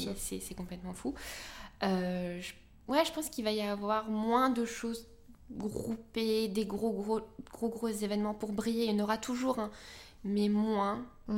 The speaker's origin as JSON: {"language": "French", "town": "Orléans", "region": "Centre-Val de Loire", "country": "France", "tie": "born or raised there", "moved": "yes", "lives_now": "Paris, France", "said": "je suis née à Orléans, parisienne aujourd'hui, mais pour plus très longtemps."}